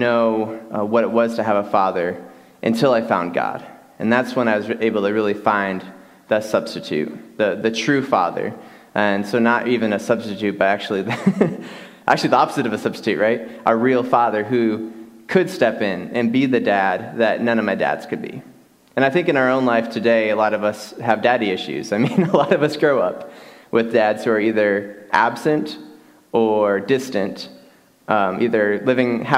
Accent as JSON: {"language": "English", "region": "Michigan", "country": "United States", "tie": "born or raised there", "moved": "yes", "lives_now": "West Texas, United States", "said": "Growing up in Michigan, I grew up in a home that I had a stepfather who was kind of very, very distant"}